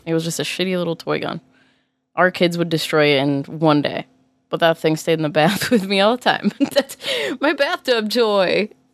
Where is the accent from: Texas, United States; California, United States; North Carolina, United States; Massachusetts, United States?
Massachusetts, United States; I grew up in Massachusetts and I was taught to fear guns.